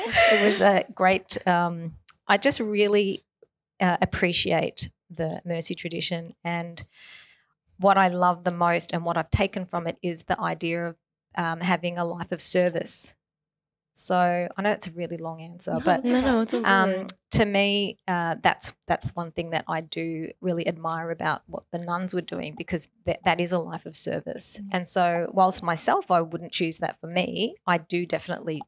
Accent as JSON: {"language": "English", "town": "Myrtleford", "region": "Victoria", "country": "Australia", "tie": "born or raised there", "also_born_or_lived": "Melbourne", "said": "I was born in Myrtleford."}